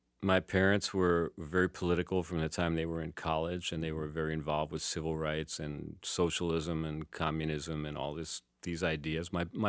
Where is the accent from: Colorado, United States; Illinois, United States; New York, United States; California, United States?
New York, United States; also born or lived in San Francisco Bay Area / Saint Lucia; now in France; I lived in the U.S. I lived 30 years in the San Francisco Bay Area, and I grew up in New York.